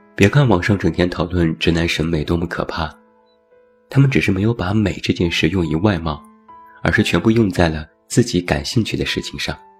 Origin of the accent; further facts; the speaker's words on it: Taiyuan, Shanxi, China; moved away; 拿我的家乡太原举例